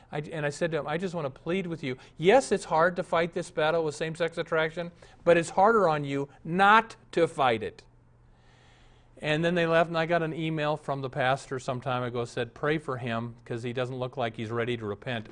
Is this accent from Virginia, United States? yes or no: no; Omaha, Nebraska, United States; I was raised in Omaha.